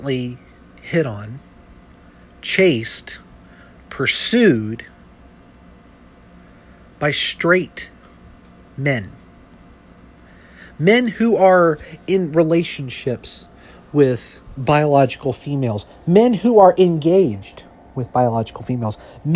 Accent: United States; I'm an American, born and raised in this country.

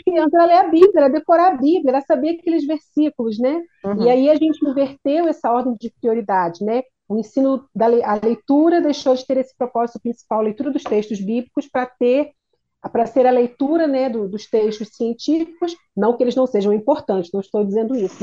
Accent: Duque de Caxias, Rio de Janeiro, Brazil; moved away; Eu sou de Caxias

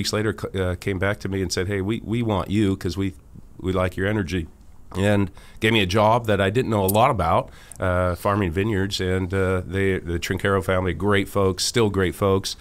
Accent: Healdsburg, Sonoma County, California, United States; I'm from Hillsborough, California, Sonoma County, and was there I moved out in 1985

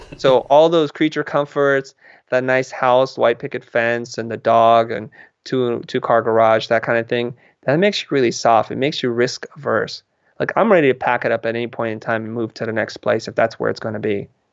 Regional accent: San Jose, California, United States; moved away as an adult; now in Los Angeles, United States; I live in Los Angeles, which is a couple hundred miles away from where I grew up in San Jose

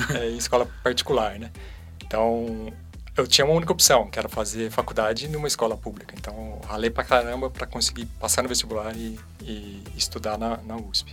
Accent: Socorro, São Paulo, Brazil; now in Campinas, Brazil; lá de, de Socorro, onde eu cresci

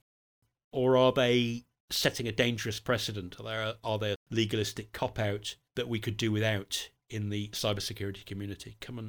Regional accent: United Kingdom; born there; since I am British by birth

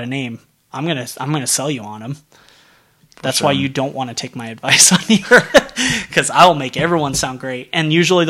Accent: Arizona, United States; I'm from Arizona.

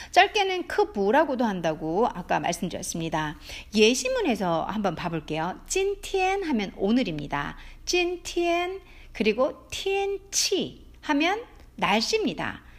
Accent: South Korea

